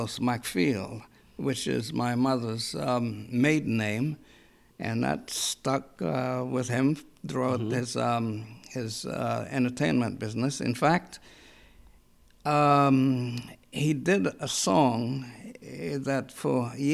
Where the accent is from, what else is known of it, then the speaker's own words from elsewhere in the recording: Roatán, Bay Islands, Honduras; now in United States; Rotan is the capital of those three, and that's where I was born and bred.